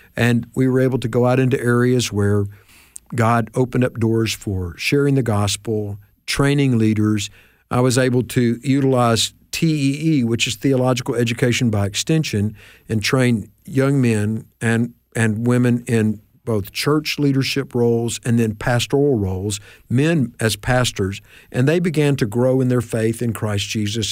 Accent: Memphis, Tennessee, United States; I grew up in Memphis.

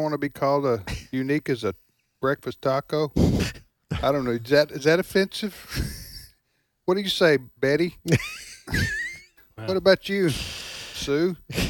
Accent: the South, United States; As a Southern boy.

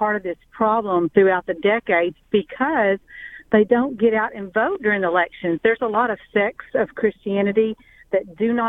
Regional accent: Waco, Texas, United States; I'm calling near Waco, Texas. That's where I'm from

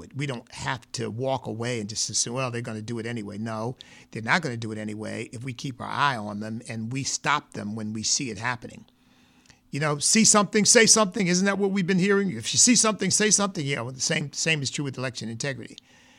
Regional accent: Chester, Pennsylvania, United States; I grew up in Chester, Pennsylvania

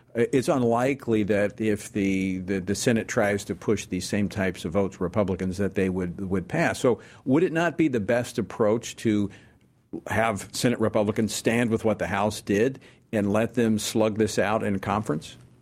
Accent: Louisiana, United States; my home state of Louisiana

